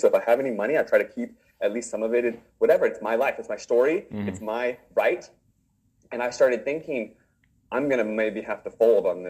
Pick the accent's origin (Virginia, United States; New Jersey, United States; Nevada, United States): Virginia, United States; moved away; also born or lived in Northern California; I'm from Virginia